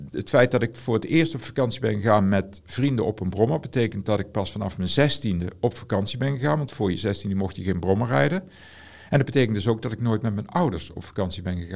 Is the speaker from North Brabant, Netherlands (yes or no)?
yes; Aarle-Rixtel, North Brabant, Netherlands; Ik kom zelf uit Aalriksel. Die hadden allemaal een brommer. En ik was de enige zonder brommer. Ik kom uit een zwaar ongemotoriseerd gezin.